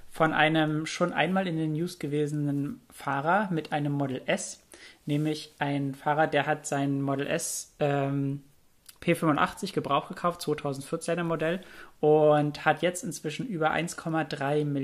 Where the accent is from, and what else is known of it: Germany